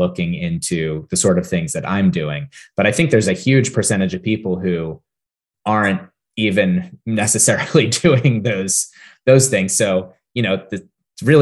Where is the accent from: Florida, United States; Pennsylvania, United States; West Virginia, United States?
Pennsylvania, United States; near Hershey; I grew up near Hershey, Pennsylvania